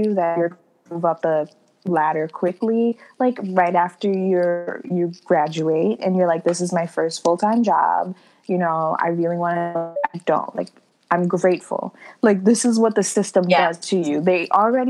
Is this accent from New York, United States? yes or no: yes; New York, United States; Like I'm not from the islands. My heart and soul is from the islands. I was born here in New York